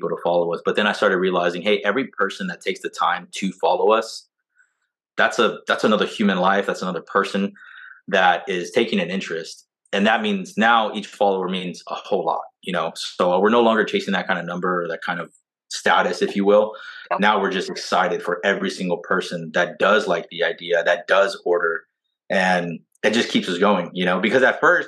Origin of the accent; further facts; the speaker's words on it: Southern California, United States; also born or lived in Orange Grove, Texas; now in Texas, United States; we're originally from Southern California